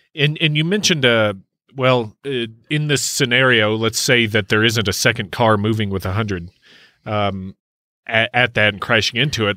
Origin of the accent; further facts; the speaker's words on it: Kentucky, United States; my home state, Kentucky